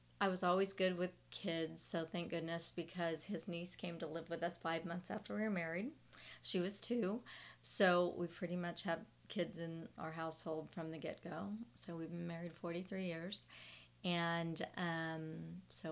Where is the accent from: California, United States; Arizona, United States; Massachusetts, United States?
California, United States; Southern; now in Dallas-Fort Worth, United States; I grew up in Southern California